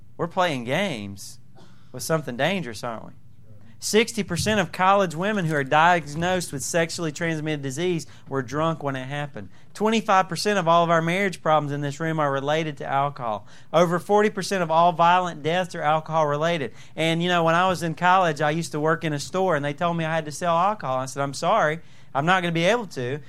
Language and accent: English; Southern, United States; accent: Southern; my Southern accent